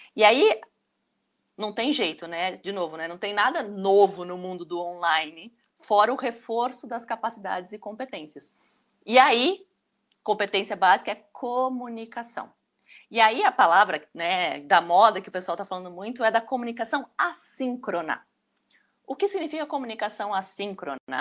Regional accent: Brazil; Nós, como brasileiros

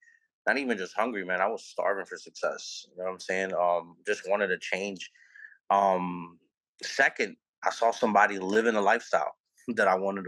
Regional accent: New Orleans, Louisiana, United States; I'm from New Orleans, Louisiana, born and raised.

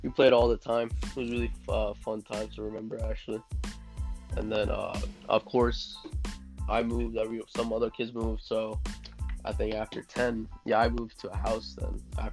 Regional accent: New City, New York, United States; I was born on March 17th, 1999. And yeah, basically lived in New York. I lived in New York my whole life, around the same place

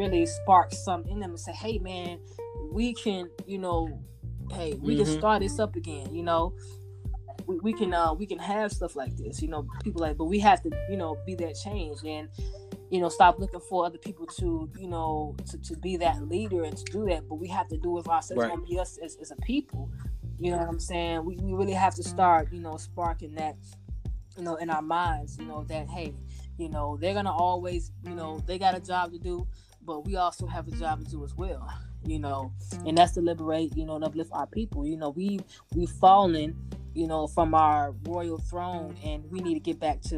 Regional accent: Chicago, Illinois, United States; I'm from Chicago

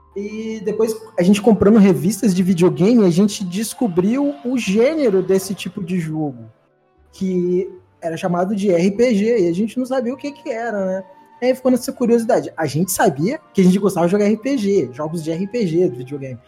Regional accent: Vitória, Espírito Santo, Brazil; eu cresci no Morro do Bairro da Penha, que é a, é a favela mais perigosa do Espírito Santo, né? Em Vitória.

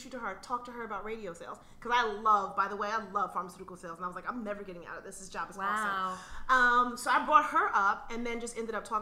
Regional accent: New York, United States; I grew up in New York

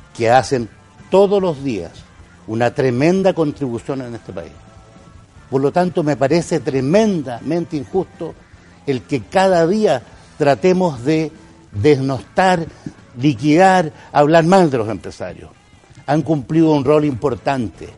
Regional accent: Antofagasta, Chile; Crecí en Antofagasta, viví en Antofagasta.

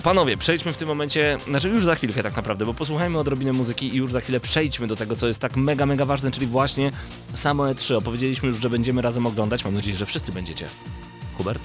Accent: Lublin, Lublin Voivodeship, Poland; jesteśmy z Lublina

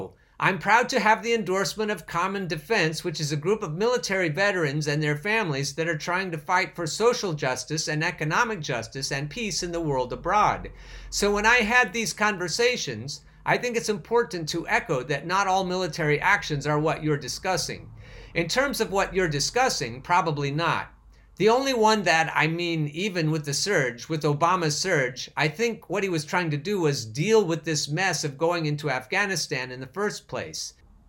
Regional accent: Bronx, New York, United States; I come from the South Bronx. I come from a Puerto Rican background

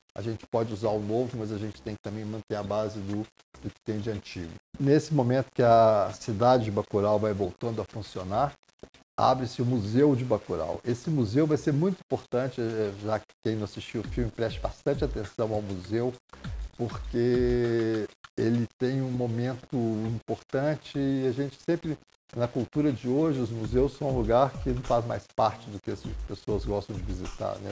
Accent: Southeast, Brazil; Eu sou do Sudeste

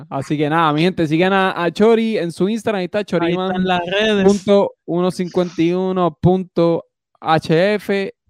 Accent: Puerto Rico; moved away; tengo casa todavía allí y yo no pienso venderla, yo pienso comprar casa ahí otra vez.

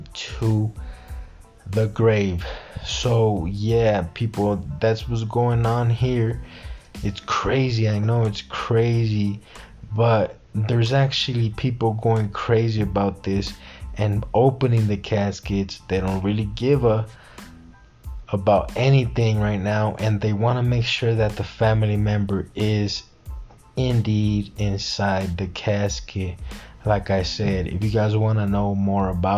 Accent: Mexico; I'm from Mexico

